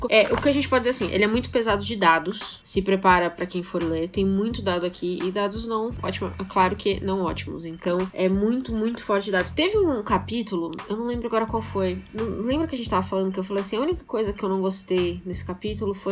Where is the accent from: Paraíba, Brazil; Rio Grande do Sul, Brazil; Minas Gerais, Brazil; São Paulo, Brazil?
São Paulo, Brazil; Eu, como boa paulista que sou, eu vejo o Rio totalmente separado